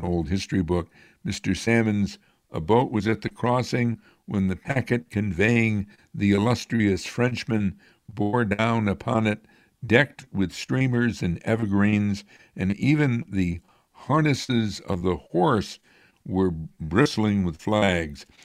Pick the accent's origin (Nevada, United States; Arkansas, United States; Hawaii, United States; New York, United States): New York, United States; Amsterdam; Where I grew up in the East End, or on Reed Hill in Amsterdam